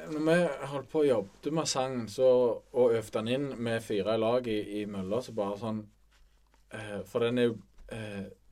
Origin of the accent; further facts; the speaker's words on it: Bryne, Rogaland, Norway; vi er begge fra Bryne